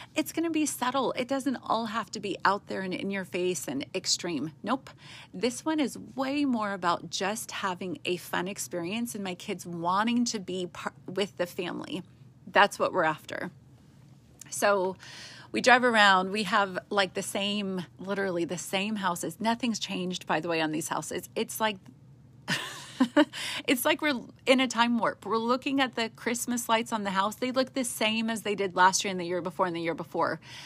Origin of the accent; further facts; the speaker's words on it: West Coast, United States; moved away; we're from the West Coast where you do everything big and with a big budget